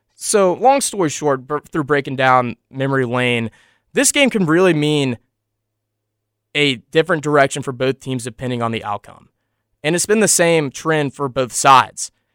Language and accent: English; Kentucky, United States; moved away; my hometown, Kentucky